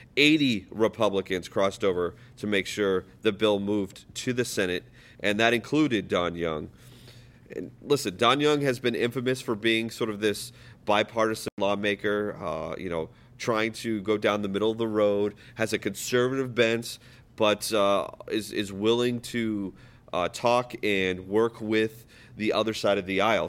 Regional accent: New Hampshire, United States; I was raised in New Hampshire, not born. I was born on a military base, but raised in New Hampshire.

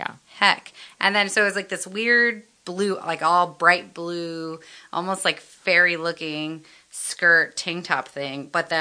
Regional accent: Miami, Florida, United States; I'm from Miami

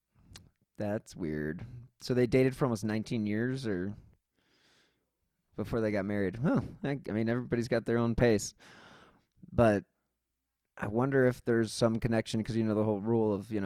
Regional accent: Cleveland, Ohio, United States; I'm from Cleveland

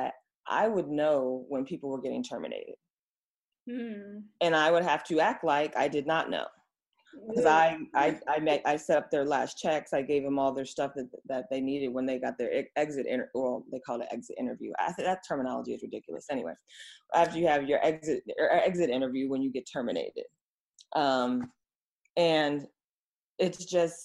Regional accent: Oakland, California, United States; now in Los Angeles, United States; I'm from Oakland. That's the city of the Panthers. The spirit is in me.

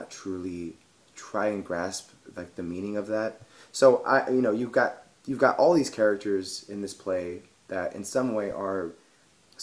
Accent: Fort Worth, Texas, United States; I grew up in Fort Worth, Texas, in the east side of Fort Worth

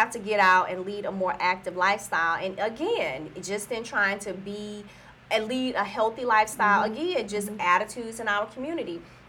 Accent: the South, United States; because I'm from the South. So I was raised on soul food.

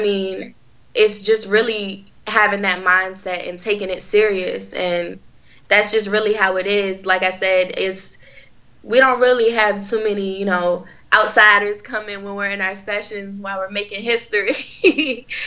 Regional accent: Virginia Beach, Virginia, United States; I've been in the beach my whole life. So I'm actually from Virginia Beach

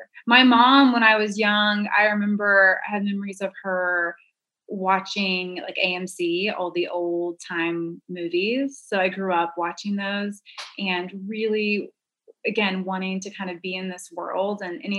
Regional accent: Duncan, Oklahoma, United States; We lived the first 10 years of my life. We were in a small town, Duncan, Oklahoma

